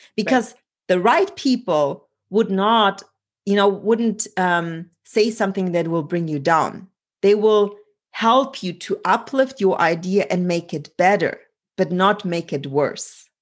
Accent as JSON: {"language": "English", "country": "Germany", "tie": "born or raised there", "also_born_or_lived": "Poland", "moved": "yes", "said": "I was born in Poland and grew up in Germany"}